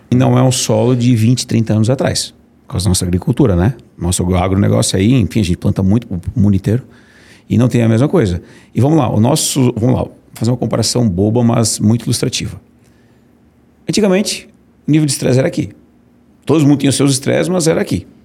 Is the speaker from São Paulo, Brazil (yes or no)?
no; Brusque, Santa Catarina, Brazil; now in Florianópolis, Brazil; Eu sou de Brusque, brusquense, né?